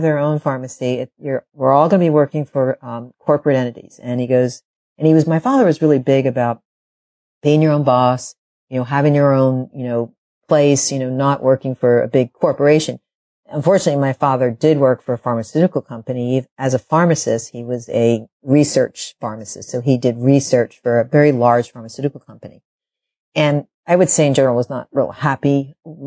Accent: Philadelphia, Pennsylvania, United States; moved away as an adult; now in Northern California, United States; I grew up on the East Coast. I actually grew up in Philadelphia.

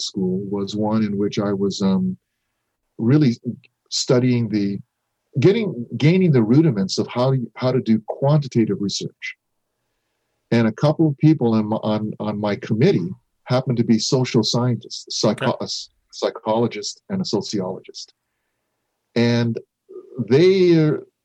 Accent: Japan; moved away; also born or lived in North America; me being born and raised in Japan, acculturating into North American life

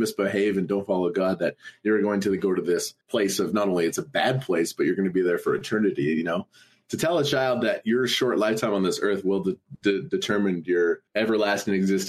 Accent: Alberta, Canada; I grew up in the province of Alberta

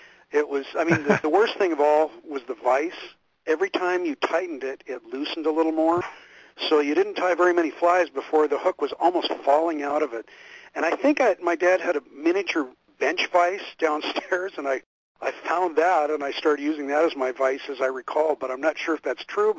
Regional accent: Pacific Northwest, United States; I grew up in the Pacific Northwest, out here on the west side

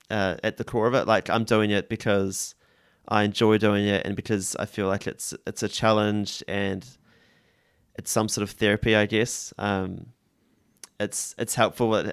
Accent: New Zealand; think definitely being tenacious and backing yourself is super important, which I guess is difficult as a Kiwi or it doesn't come naturally.

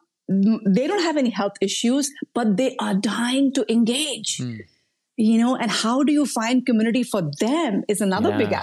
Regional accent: India; moved away; I come from India. I grew up in a community setting

